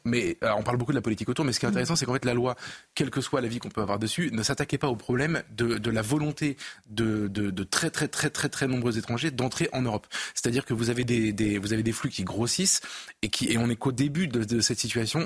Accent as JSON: {"language": "French", "town": "Avignon", "region": "Provence-Alpes-Côte d'Azur", "country": "France", "said": "je viens d'Avignon"}